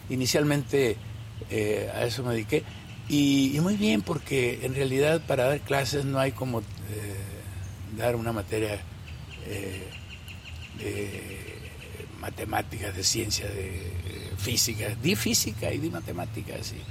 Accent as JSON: {"language": "Spanish", "town": "Batequitas", "region": "Sinaloa", "country": "Mexico", "tie": "born or raised there", "said": "un, pueblo muy cerquita de, Batequitas, que es mi pueblo. Fui al Palmar de los Leal. Ahí viví otro tiempo, ahí estudié un poco la primaria"}